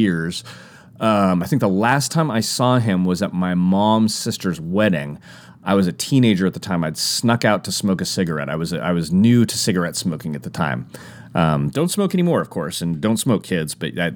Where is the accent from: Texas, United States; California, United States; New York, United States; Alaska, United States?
California, United States; Santa Rosa; growing up in Santa Rosa